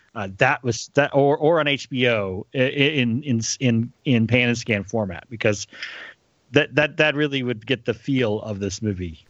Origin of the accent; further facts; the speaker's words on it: Texas, United States; growing up in Texas